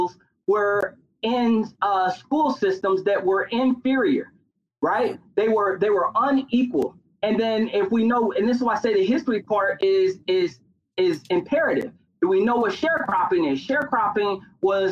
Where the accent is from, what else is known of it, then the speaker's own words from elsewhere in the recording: Gary, Indiana, United States; Gary, Indiana, my hometown